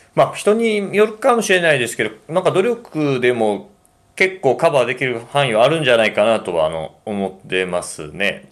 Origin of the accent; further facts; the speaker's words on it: Osaka, Japan; 僕、大阪人